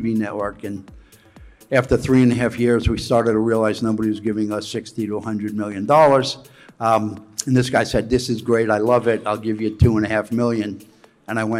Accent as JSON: {"language": "English", "town": "New York City", "region": "New York", "country": "United States", "tie": "born or raised there", "said": "I grew up here in New York. I grew up in Coney Island."}